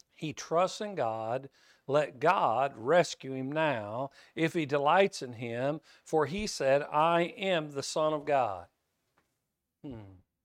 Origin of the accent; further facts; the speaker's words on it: Kansas, United States; I grew up in Kansas